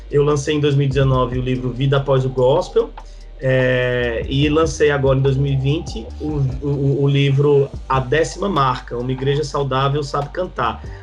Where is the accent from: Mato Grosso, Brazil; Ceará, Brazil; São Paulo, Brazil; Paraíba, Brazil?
Paraíba, Brazil; João Pessoa; É, eu sou de João Pessoa, Paraíba, aqui no Nordeste, esse lugar maravilhoso que Deus abençoou com uma brisa gostosa e água de coco barata.